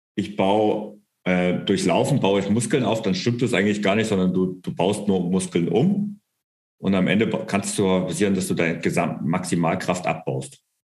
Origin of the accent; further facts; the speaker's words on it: Bavaria, Germany; bei uns in Bayern